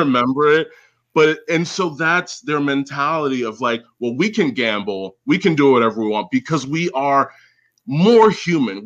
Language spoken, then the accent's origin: English; United States; especially as an American